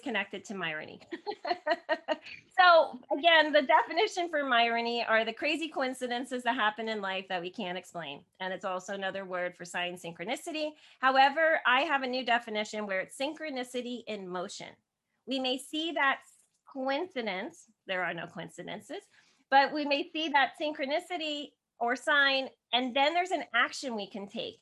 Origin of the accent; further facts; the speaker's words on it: New Jersey, United States; I'm from New Jersey originally